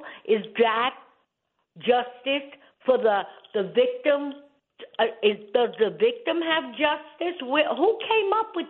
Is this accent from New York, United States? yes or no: yes; New York City, New York, United States; moved away; I was from the Bronx, Tremont uh-huh. and Southern Boulevard